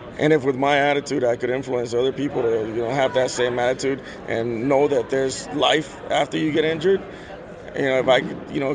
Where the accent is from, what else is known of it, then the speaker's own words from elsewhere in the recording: Los Angeles, California, United States; also born or lived in El Salvador; I grew up in Los Angeles.